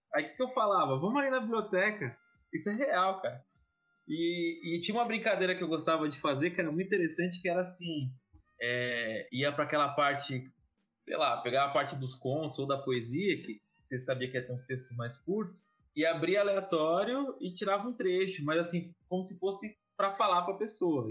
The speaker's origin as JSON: {"language": "Portuguese", "town": "Guarulhos", "region": "São Paulo", "country": "Brazil", "tie": "born or raised there", "said": "eu nasci em São Paulo, capital, mas fui, fui, fui para Guarulhos com nove, oito, nove anos, fui criança"}